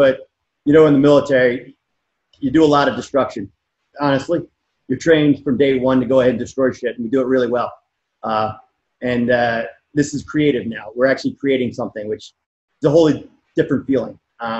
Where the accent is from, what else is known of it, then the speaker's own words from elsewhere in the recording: Baltimore, Maryland, United States; now in Hawaii, United States; I'm from Baltimore.